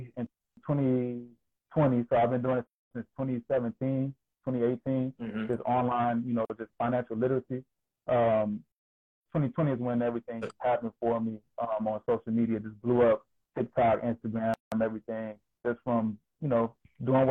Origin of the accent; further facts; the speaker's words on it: Georgia, United States; moved away as an adult; now in Delaware, United States; I'm originally from Georgia. I'm a Georgia boy, born and raised in the South all my life